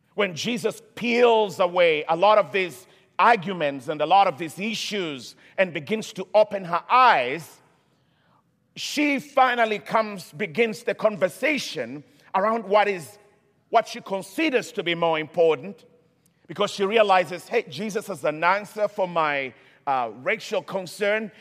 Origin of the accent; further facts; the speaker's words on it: Kenya; moved away; I come from Kenya originally